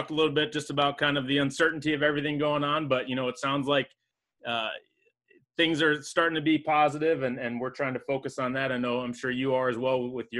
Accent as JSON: {"language": "English", "town": "Springfield", "region": "Illinois", "country": "United States", "tie": "born or raised there", "said": "and I'm from Springfield, Illinois."}